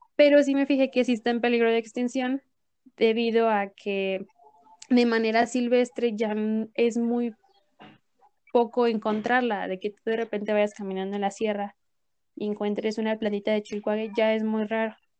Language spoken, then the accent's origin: Spanish; Mexico; nosotros como mexicanos